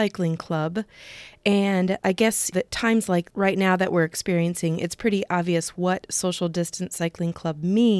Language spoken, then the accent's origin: English; Iowa, United States; I'm from Iowa